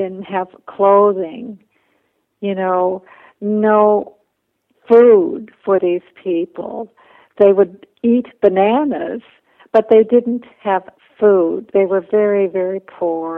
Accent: Minnesota, United States; also born or lived in Bolivia; I went to school full-time to the University of Minnesota, but I also worked full-time, so I lived at home.

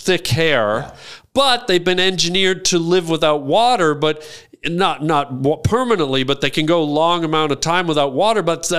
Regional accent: Toronto, Ontario, Canada; I grew up in Toronto.

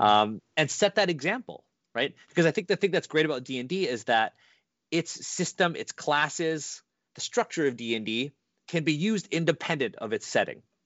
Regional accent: Canada; I was born in Canada

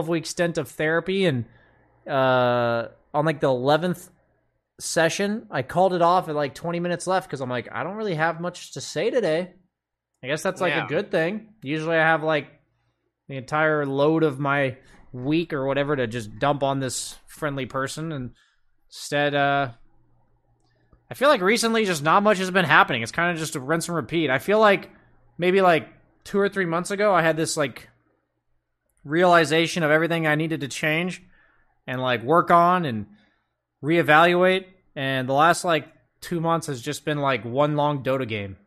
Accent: United States; as an American

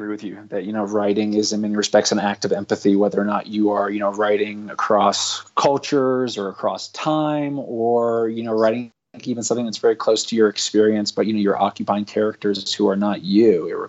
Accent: London, United Kingdom; I think, you know, one layer is I grew up abroad in London.

